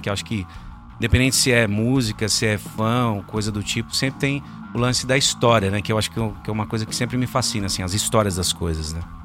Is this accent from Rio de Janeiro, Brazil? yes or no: no; Guarulhos, São Paulo, Brazil; moved away